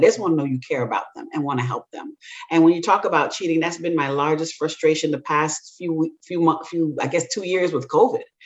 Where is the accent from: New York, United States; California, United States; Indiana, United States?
New York, United States; New York City; also born or lived in Jamaica / Tuskegee, Alabama; my family is actually from the island of Jamaica my parents immigrated here when I was very young. And we, I grew up in New, Brooklyn, New York